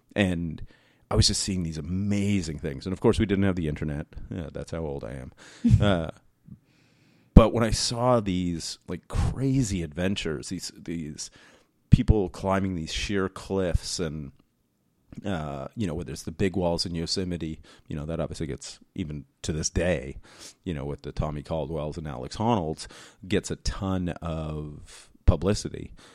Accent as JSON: {"language": "English", "region": "New Brunswick", "country": "Canada", "tie": "born or raised there", "said": "we lived in, like, rural New Brunswick, Um, it's where I was raised"}